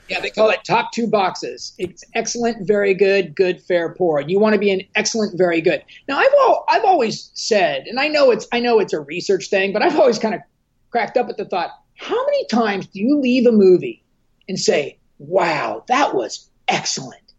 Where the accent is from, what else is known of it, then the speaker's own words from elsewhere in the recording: Southern California, United States; I grew up here in Southern California